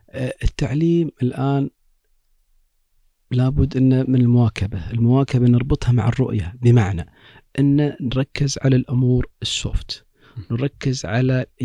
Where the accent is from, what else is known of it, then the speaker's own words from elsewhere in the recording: Kuwait; عندنا في الكويت